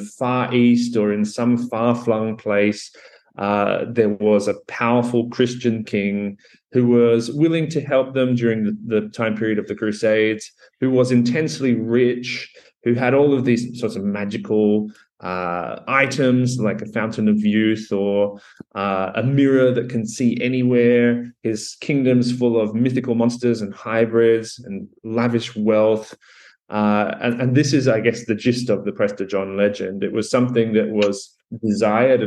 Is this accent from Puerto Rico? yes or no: no; Sydney, New South Wales, Australia; I'm an Australian medievalist, 35 years of age, if that's relevant. I suppose it is. I grew up in Sydney